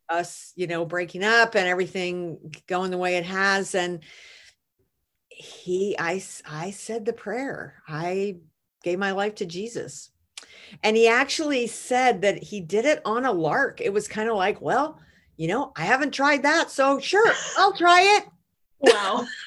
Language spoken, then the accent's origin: English; United States; I'm an American